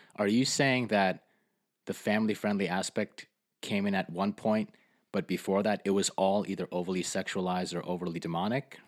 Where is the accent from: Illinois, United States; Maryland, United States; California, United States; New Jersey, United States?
New Jersey, United States; Fort Lee; I grew up in Fort Lee, New